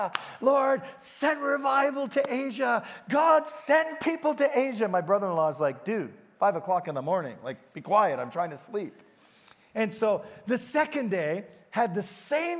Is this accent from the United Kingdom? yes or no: yes; England, United Kingdom; now in Hamilton, Canada; I was born in England.